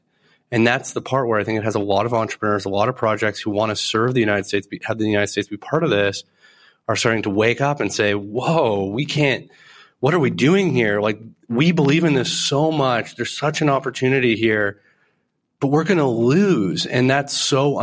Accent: Canada; as a Canadian

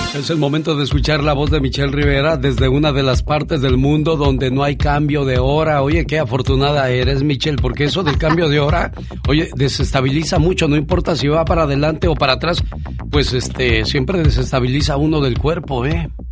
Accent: Veracruz, Mexico; moved away

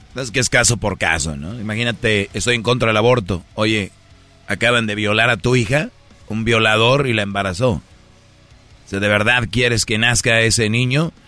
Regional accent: Mexico; now in United States; yo soy de México

